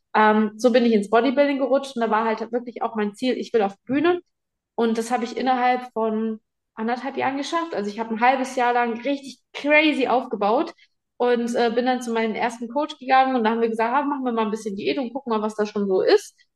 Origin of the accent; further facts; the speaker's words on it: Giessen, Hesse, Germany; moved away; Geboren bin ich in Gießen.